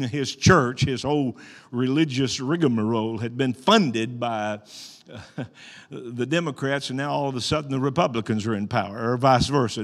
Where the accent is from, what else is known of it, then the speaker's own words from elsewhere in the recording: Arkansas, United States; I was born and raised in Arkansas.